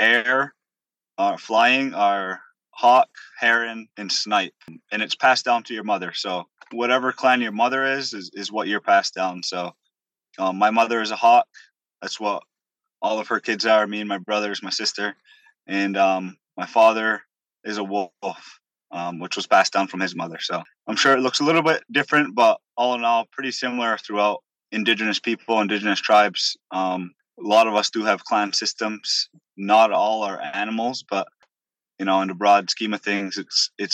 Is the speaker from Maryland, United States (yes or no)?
no; Onondaga Nation, New York, United States; I'm Hawk Clan from the Onondaga Nation.